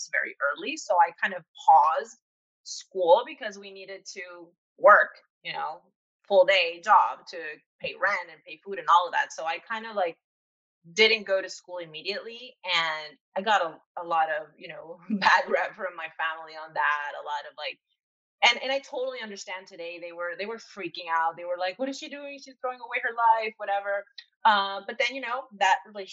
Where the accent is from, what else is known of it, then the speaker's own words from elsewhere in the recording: Venezuela; moved away as an adult; now in New York, United States; I am from Venezuela originally, and I've been living in New York for the last 2 years.